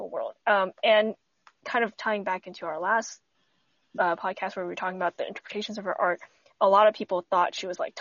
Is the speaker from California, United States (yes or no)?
no; Texas, United States; as a Texan